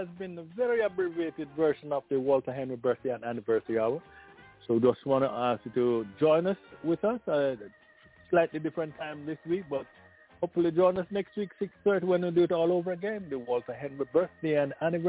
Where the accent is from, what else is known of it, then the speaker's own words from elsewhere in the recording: Jamaica; Growing up in Jamaica